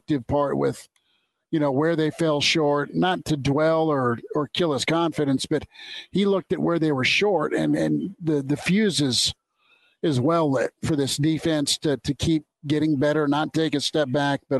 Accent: Nebraska, United States; you and I grew up in Nebraska

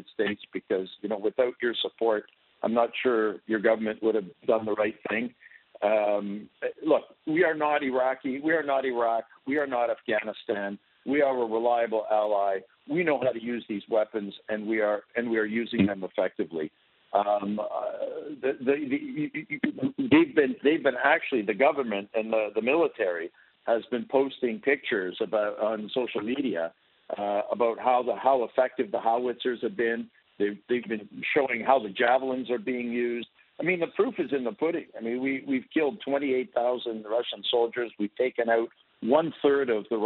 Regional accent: Toronto, Ontario, Canada; I was born in Canada. I grew up in Toronto

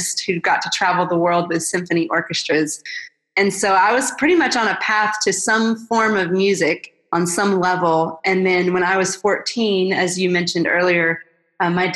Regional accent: Atlanta, Georgia, United States; I'm originally from Atlanta, and I grew up in a really sweet family

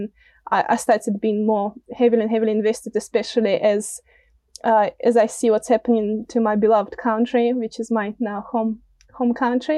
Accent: Russia; moved away as an adult; now in Auckland, New Zealand; I'm, originally, from Russia, an immigrant

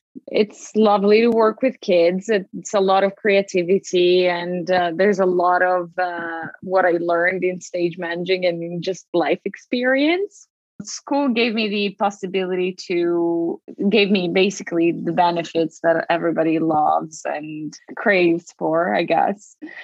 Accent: Veneto, Italy; English is a second language; moved away as an adult; now in New York, United States; So I grew up in Italy, a small town near Venice, and I came to New York 10 years ago to study musical theater.

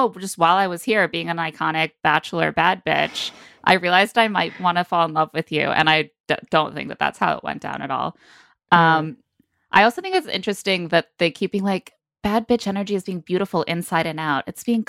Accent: Oklahoma, United States; How am I supposed to be good at dancing? I'm from Oklahoma.

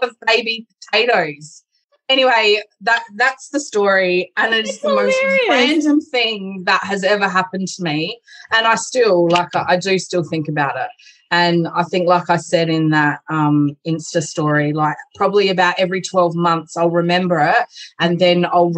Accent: Adelaide, South Australia, Australia; my hometown

